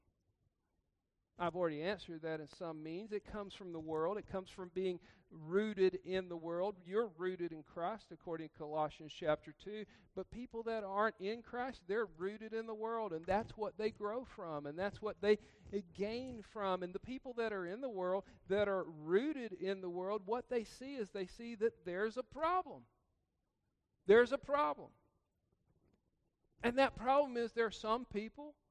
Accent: Georgia, United States; I grew up in Georgia.

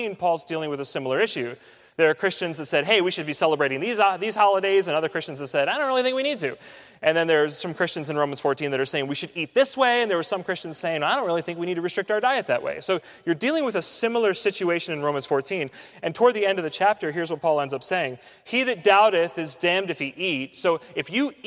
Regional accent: United States; growing up in the United States

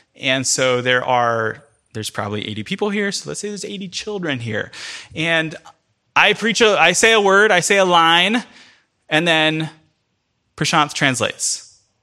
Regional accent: United States; first language English; as a English speaking only American

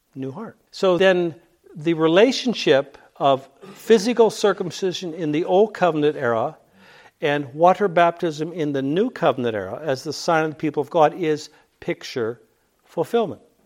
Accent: Pittsburgh, Pennsylvania, United States; I grew up in Pittsburgh.

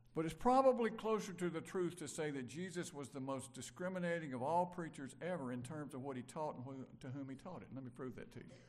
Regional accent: Brandon, Mississippi, United States; I grew up in Brandon, Mississippi

